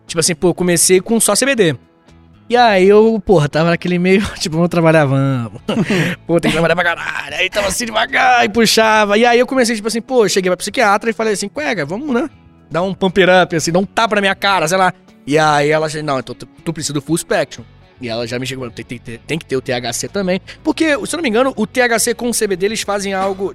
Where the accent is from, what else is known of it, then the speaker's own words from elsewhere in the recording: Rio de Janeiro, Brazil; also born or lived in Itaguaí; Rio de Janeiro, beijo minha terra